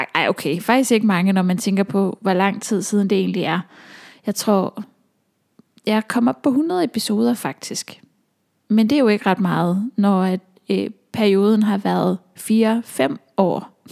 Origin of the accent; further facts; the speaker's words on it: Aalborg, North Denmark Region, Denmark; moved away as an adult; also born or lived in Copenhagen; now in North Jutland, Denmark; København som jeg har boet i, siden jeg flyttede fra Aalborg